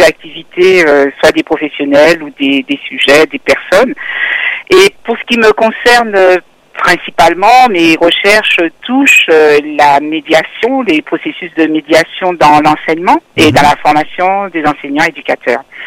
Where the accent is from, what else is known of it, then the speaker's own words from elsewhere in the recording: Martinique; moved away as an adult; also born or lived in Guadeloupe / Saint-Martin; J'ai grandi jusqu'au bac à la Martinique